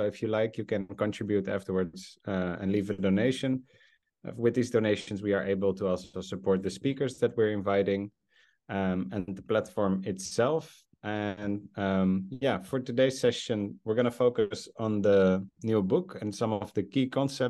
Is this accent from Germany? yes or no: no; South Africa; And of course, as a South African, I think that is strongly felt that we should be in solidarity with what's happening there now.